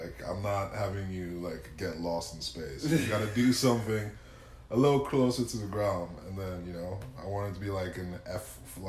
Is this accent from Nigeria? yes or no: yes; Nigeria; moved away as an adult; also born or lived in New Jersey, United States / Pittsburgh, United States; now in Texas, United States; I'm growing up in Nigeria my whole life, from the time I was a baby till I was 17 years old, did middle school, high school in Nigeria.